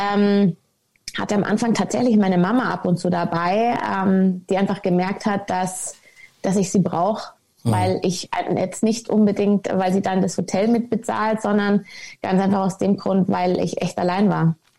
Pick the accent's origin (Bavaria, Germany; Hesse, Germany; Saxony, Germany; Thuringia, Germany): Bavaria, Germany; Munich; ich komme ursprünglich aus München, ähm, bin ein echtes Münchner Kindl